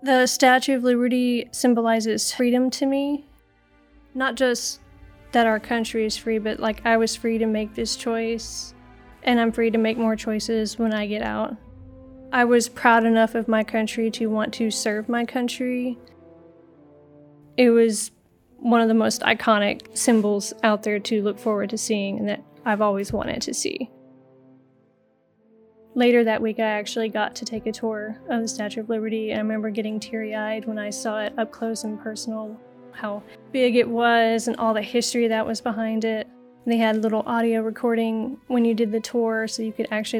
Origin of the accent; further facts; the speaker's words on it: Houston, Texas, United States; I'm from Houston, Texas